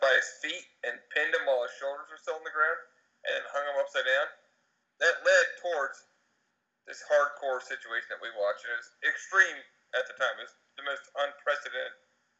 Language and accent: English; Philadelphia, Pennsylvania, United States; We're all from Philly, obviously.